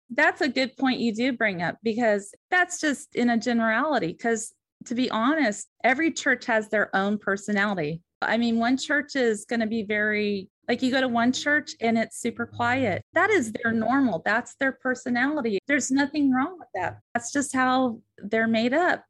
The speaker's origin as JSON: {"language": "English", "region": "the West", "country": "United States", "tie": "born or raised there", "moved": "yes", "lives_now": "Southern United States"}